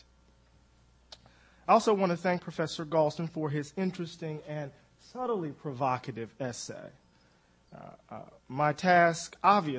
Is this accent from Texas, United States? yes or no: no; Mississippi, United States; I'm from Mississippi